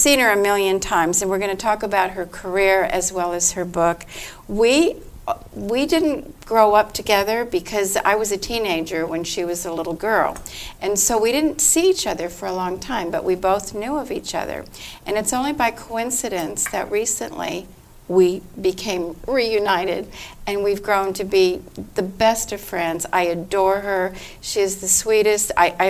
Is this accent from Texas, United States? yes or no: no; Los Angeles, California, United States; growing up in Hollywood as a child actress.